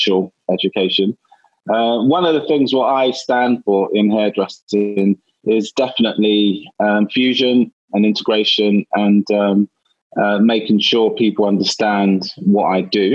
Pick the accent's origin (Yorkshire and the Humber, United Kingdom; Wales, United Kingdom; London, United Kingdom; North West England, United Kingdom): London, United Kingdom; I was born in East London, and for those of you who don't know England, East London is one of the hardest areas to grow up